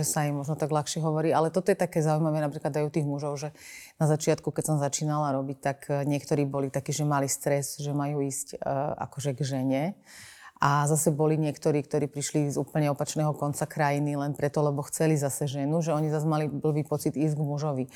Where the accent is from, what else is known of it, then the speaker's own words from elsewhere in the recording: Banská Bystrica, Banská Bystrica Region, Slovakia; ja som pôvodnosť z Banskej Bystrice